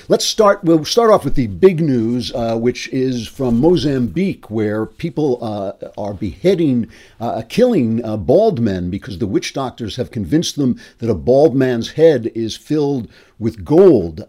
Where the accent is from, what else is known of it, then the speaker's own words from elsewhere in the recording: New York, United States; as a New Yorker